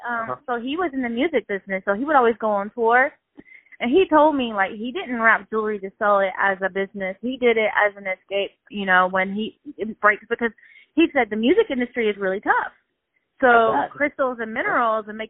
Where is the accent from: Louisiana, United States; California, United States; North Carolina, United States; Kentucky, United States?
Louisiana, United States; Shreveport; moved away as an adult; now in Atlanta, United States; I'm from Shreveport, and I had moved to Atlanta in 2005 from Shreveport